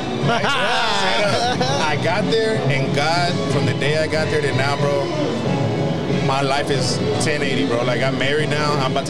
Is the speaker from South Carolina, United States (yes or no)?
no; Houston, Texas, United States; I was raised here. I'm from Greens Point originally.